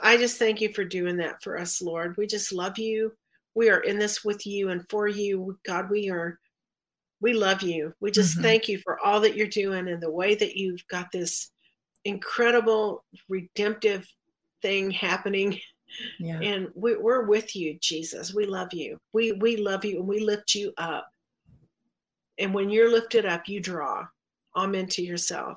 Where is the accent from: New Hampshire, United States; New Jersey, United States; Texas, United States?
Texas, United States; I'm from Texas